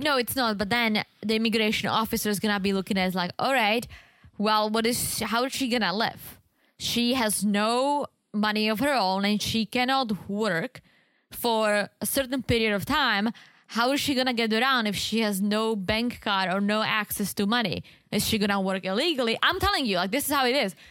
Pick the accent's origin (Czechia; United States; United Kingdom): Czechia; moved away; There was this one store in the Czech Republic in my hometown selling all kinds of teas